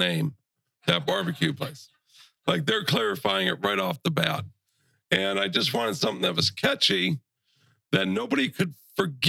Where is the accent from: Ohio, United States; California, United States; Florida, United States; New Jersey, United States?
Ohio, United States; Brunswick; now in Matlacha, United States; originally I am from Brunswick, Ohio, which is just south of Cleveland. Born and raised there, quiet little place